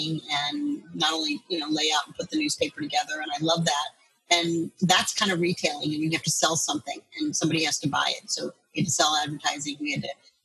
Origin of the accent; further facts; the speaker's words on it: Coral Gables, Florida, United States; moved away as an adult; now in St. Louis, United States; I grew up in Coral Gables, Florida